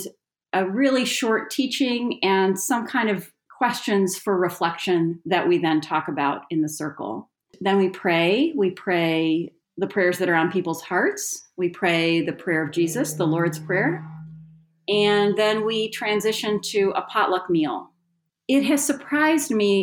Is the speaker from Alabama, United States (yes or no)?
no; Las Vegas, Nevada, United States; also born or lived in Greater Grand Rapids, Michigan; now in Grand Rapids, United States; I was originally born and raised in Las Vegas, Nevada.